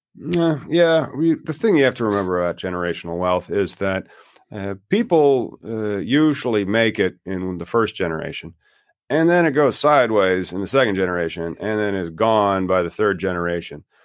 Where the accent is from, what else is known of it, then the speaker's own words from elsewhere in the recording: Illinois, United States; my home state here in Illinois